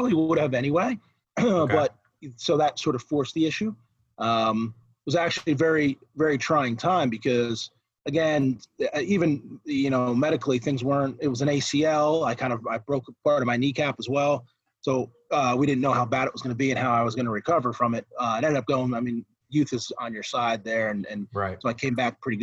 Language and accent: English; New Jersey, United States; moved away; also born or lived in Clarion, Pennsylvania; So where I grew up in Jersey was actually in, I grew up on the coast.